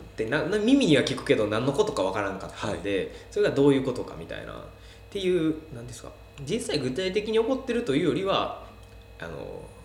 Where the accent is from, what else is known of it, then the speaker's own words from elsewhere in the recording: Wakayama, Japan; also born or lived in Tokyo / Osaka; 生まれがもう和歌山市内ですね